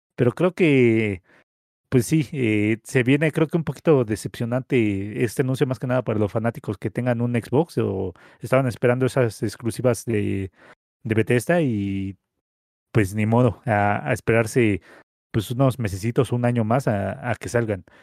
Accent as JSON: {"language": "Spanish", "country": "Mexico", "said": "como mexicanos"}